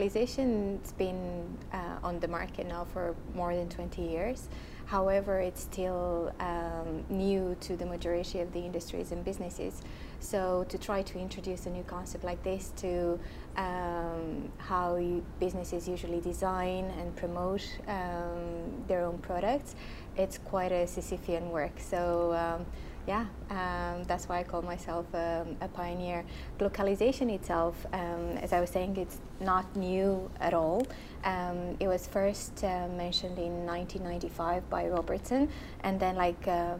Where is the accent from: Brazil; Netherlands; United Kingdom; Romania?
Romania; Transylvania; English is a second language; moved away as an adult; also born or lived in Dublin, Ireland; I was born in Transylvania, Romania